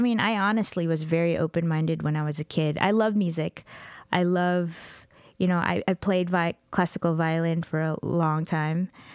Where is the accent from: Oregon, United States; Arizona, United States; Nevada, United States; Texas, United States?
Texas, United States; Dallas–Fort Worth; also born or lived in Middle East / Los Angeles; I grew up in Texas